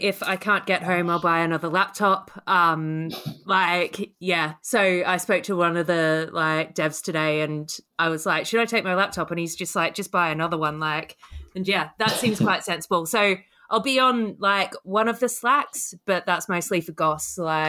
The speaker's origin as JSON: {"language": "English", "country": "Australia", "moved": "as an adult", "lives_now": "United Kingdom", "said": "So when I go to Australia, they think that I'm British and people know I'm Australian over here."}